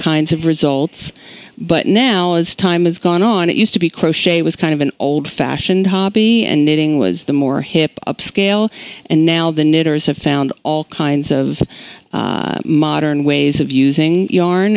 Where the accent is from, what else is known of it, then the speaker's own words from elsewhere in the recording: New York, United States; I'm from New York